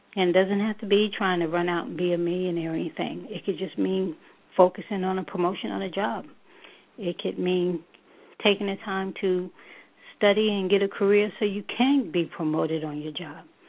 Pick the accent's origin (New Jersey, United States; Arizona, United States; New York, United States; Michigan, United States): New York, United States; moved away as an adult; now in Charlotte, United States; I am a native New Yorker. Um, I'm originally from New York.